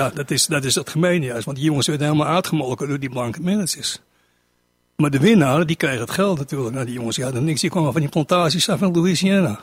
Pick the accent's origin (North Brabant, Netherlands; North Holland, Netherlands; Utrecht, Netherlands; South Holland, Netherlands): North Holland, Netherlands; Amsterdam; ik kom uit de Niemarkbuurt